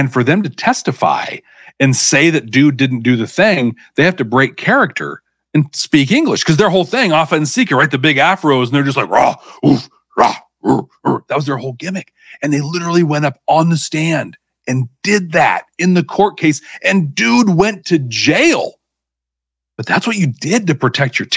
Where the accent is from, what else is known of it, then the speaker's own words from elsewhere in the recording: the Northwest, Pacific Northwest, United States; I grew up here in the Northwest